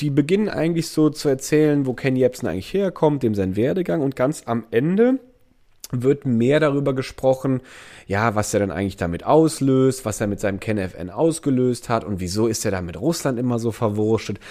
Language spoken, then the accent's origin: German; Andernach area, Rhineland-Palatinate, Germany; moved away; Ich komme aus der Ecke